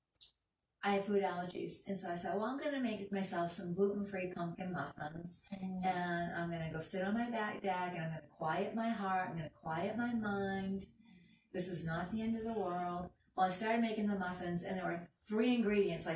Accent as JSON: {"language": "English", "region": "Maine", "country": "United States", "moved": "yes", "lives_now": "Florida, United States", "said": "I'm originally from Maine"}